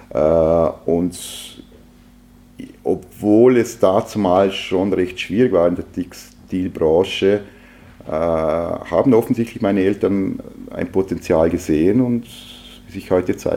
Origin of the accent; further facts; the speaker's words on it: Lustenau, Vorarlberg, Austria; Ja, ich bin in Luschenau aufgewachsen, äh, bei einer klassischen Arbeiterfamilie, äh, Volksschule, Hauptschule in, in Lustenau.